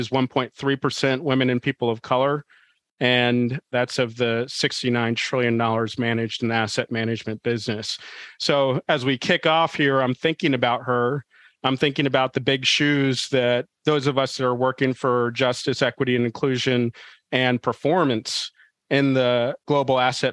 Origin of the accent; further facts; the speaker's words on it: Washington, District of Columbia, United States; I grew up in Washington, D.C., nation's capital.